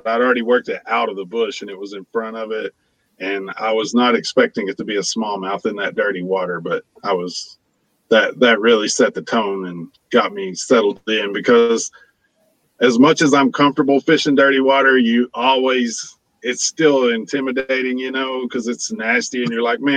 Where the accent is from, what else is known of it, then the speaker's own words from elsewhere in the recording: Oklahoma, United States; moved away; I'm originally from Oklahoma